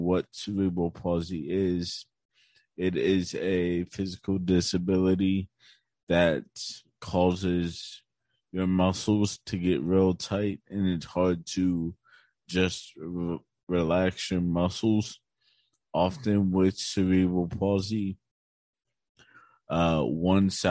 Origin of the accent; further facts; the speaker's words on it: Chambersburg, Pennsylvania, United States; also born or lived in Shippensburg, Pennsylvania; I also grew up in Chambersburg, Pennsylvania